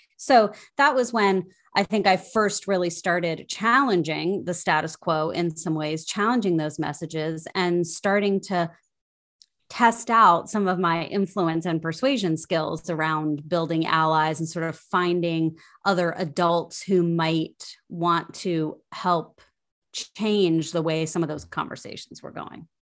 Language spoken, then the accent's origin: English; Ohio, United States; also born or lived in Minnesota; now in Washington, D.C., United States; I grew up in Ohio and made my way to Washington, D C via Minnesota.